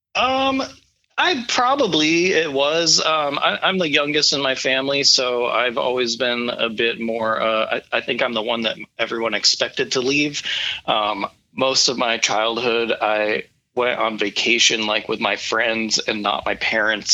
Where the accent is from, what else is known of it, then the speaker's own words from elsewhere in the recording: Warsaw, New York, United States; now in Alaska, United States; I grew up in Western New York. Um, I grew up in a little town called Warsaw. It's in between Buffalo and Rochester.